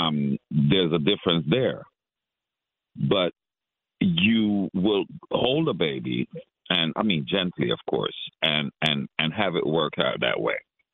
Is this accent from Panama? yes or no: yes; Panama; now in Brooklyn, United States; I'm from Panama.